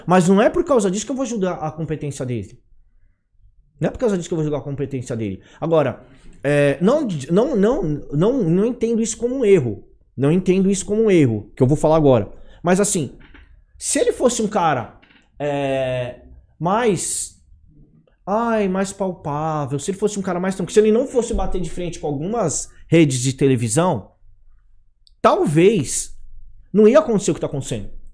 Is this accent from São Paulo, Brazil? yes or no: yes; São Paulo, Brazil; eu sou nascido e criado no Brás, meu, eu sou de periferia, entendeu?